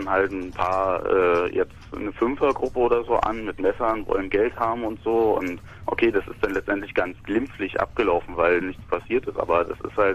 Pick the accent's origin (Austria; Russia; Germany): Russia; German is a second language; ich bin Russe, ich bin selber Ausländer, ich habe